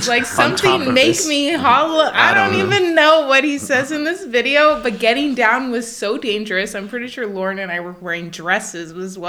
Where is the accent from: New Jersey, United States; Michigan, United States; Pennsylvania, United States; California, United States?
California, United States; Sonoma; Sonoma, one of the places best voted to watch the 4th of July fireworks, my hometown.